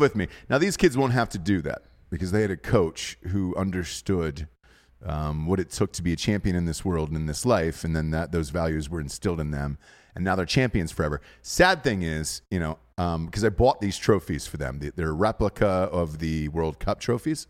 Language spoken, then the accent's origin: English; Georgia, United States; I grew up in Georgia